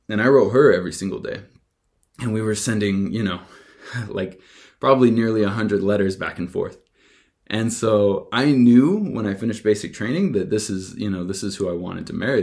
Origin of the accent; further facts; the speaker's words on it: Tooele, Utah, United States; moved away as an adult; also born or lived in Las Vegas; I had to leave behind my hometown of Tooele.